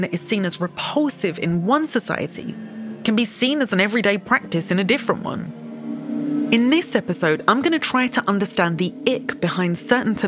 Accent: United Kingdom; I am British. I grew up in a country where cousin marriage is not illegal, but it is taboo

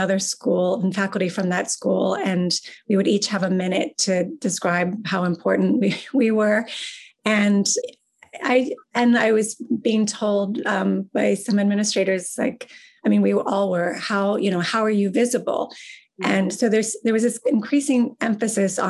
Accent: Pittsburgh, Pennsylvania, United States; now in Ann Arbor, United States; growing up in Pittsburgh

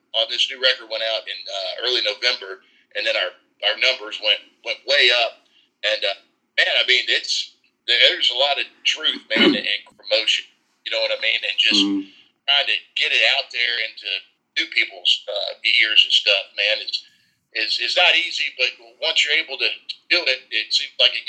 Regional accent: Nashville, Tennessee, United States; I grew up here in Nashville

